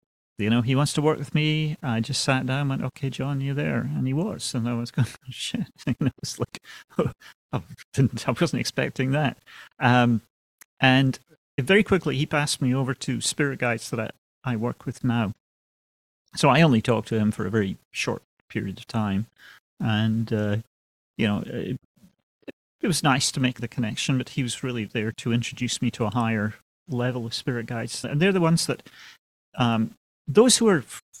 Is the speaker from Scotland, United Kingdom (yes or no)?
yes; Aberdeen, Scotland, United Kingdom; moved away as an adult; also born or lived in London; I was born and raised in Scotland, Aberdeen, Scotland.